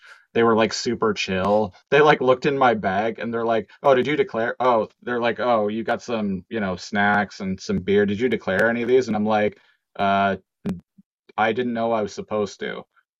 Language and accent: English; Canada